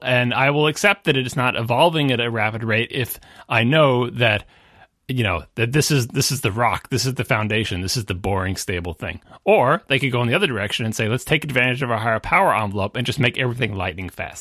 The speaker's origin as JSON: {"language": "English", "area": "Long Island", "region": "New York", "country": "United States", "tie": "born or raised there", "said": "I'm from the New York metro area. I grew up on Long Island."}